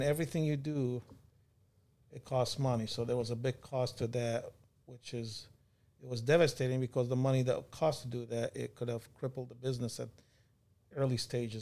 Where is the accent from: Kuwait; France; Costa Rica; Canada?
Kuwait; moved away as an adult; also born or lived in California / Michigan; now in United States; Born and raised in Kuwait.